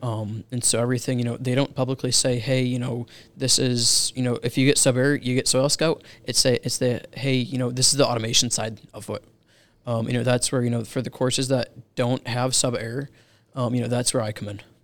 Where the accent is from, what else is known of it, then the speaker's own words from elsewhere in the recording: Rand Lake, Michigan, United States; now in Charlotte, United States; I grew up in Michigan